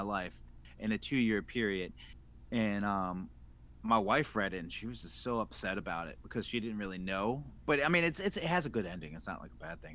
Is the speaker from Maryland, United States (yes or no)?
yes; Baltimore, Maryland, United States; growing up in Baltimore and in Maryland